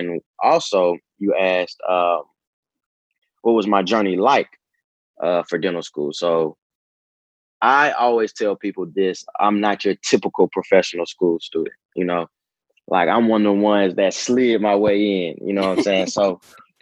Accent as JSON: {"language": "English", "town": "Decatur", "region": "Georgia", "country": "United States", "said": "I'm from Decatur, Georgia"}